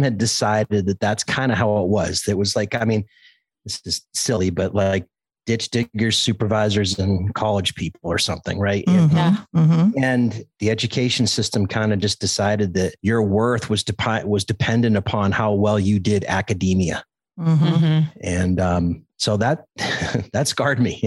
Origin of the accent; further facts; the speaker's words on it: Cape Cod, Massachusetts, United States; I grew up in Cape Cod, Massachusetts